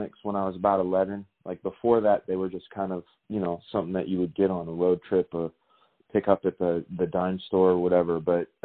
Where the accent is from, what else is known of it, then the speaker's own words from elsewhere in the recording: Martinez, California, United States; moved away as an adult; now in Georgia, United States; access television show in my hometown of Martinez, California